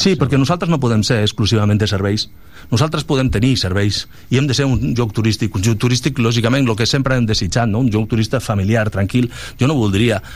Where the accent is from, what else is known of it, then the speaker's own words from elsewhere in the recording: Balearic Islands, Spain; moved away; Jo vinc d'allà, de les Balears